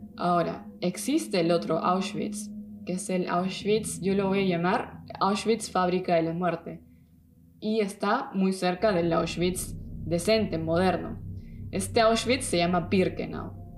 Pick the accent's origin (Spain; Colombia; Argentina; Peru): Peru; now in Germany; soy de Perú aunque vivo en Alemania